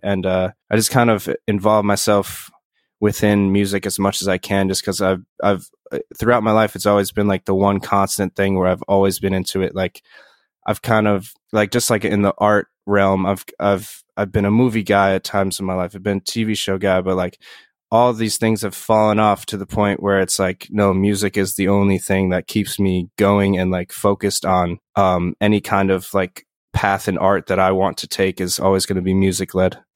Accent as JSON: {"language": "English", "town": "Poughkeepsie", "region": "New York", "country": "United States", "tie": "born or raised there", "also_born_or_lived": "Bronx, New York / Yonkers, New York", "said": "born in, like, the Bronx and lived in Yonkers until I was, like, nine, and then I moved up to, uh, around, like, the Poughkeepsie area"}